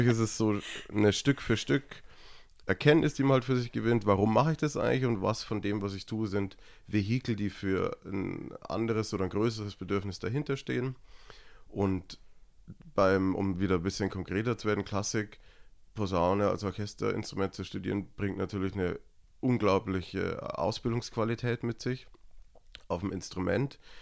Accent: Niederalteich, Bavaria, Germany; moved away; also born or lived in Munich; ich bin in Niederalteich aufgewachsen, das ist ein kleines Dorf in Erklär Niederbayern.

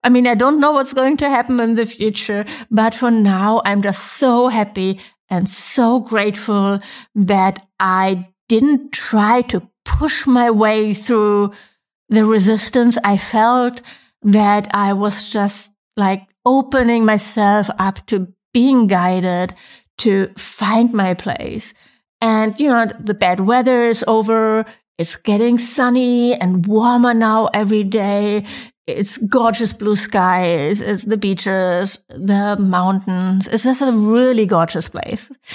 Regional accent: Germany; moved away as an adult; now in Mallorca, Spain; I'm from Germany

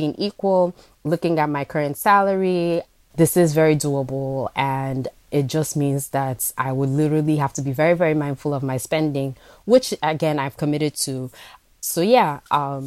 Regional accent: Enugu, Enugu State, Nigeria; also born or lived in New York; now in New York City, United States; I was born in New York, but I grew up in Enugu, Nigeria.

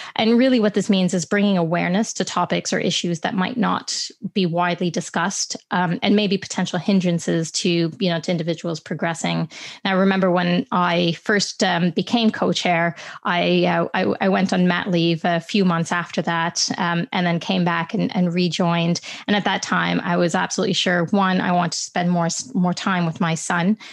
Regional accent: Canada; I'm Canadian by birth

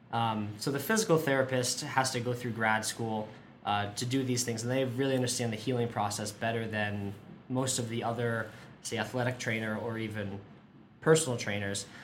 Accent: Massachusetts, United States; now in Boulder, United States; I'm from the East Coast, Massachusetts originally, and we don't have a ton of adventure sports

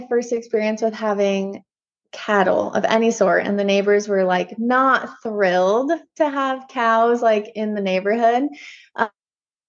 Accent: Washington, United States; also born or lived in California; I was born and raised in Washington and then went to California for college

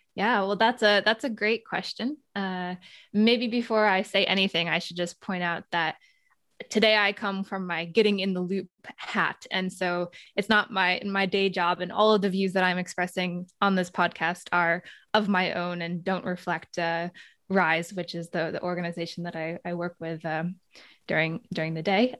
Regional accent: United States; moved away as an adult; also born or lived in Netherlands; I came from the United States. That's my home country

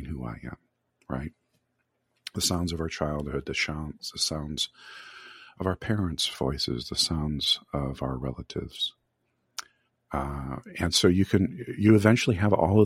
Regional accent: Michigan, United States; I grew up in Michigan

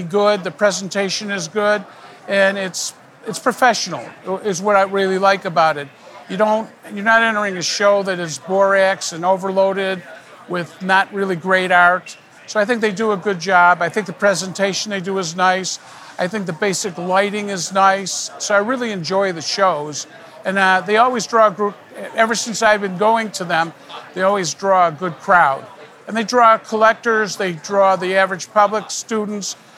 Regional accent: Chicago, Illinois, United States; now in Pompano Beach, United States; I'm originally from Chicago, Illinois

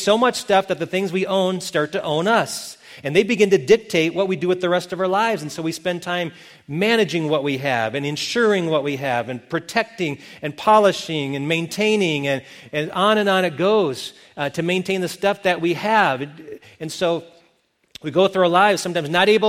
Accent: Milton, Wisconsin, United States; moved away; my hometown of Milton, Wisconsin

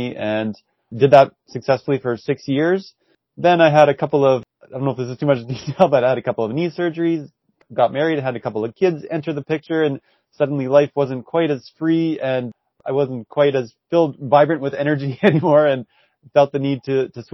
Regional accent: Saskatoon, Saskatchewan, Canada; I'm from Saskatoon and born and raised here

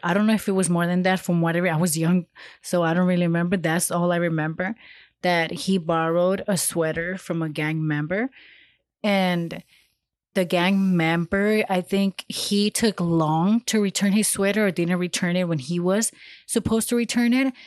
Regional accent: Los Angeles, California, United States; I come from South L A and I know how it is out there.

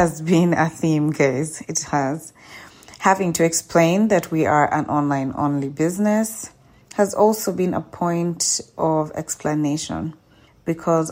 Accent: Kampala, Central Region, Uganda; my hometown, Kampala

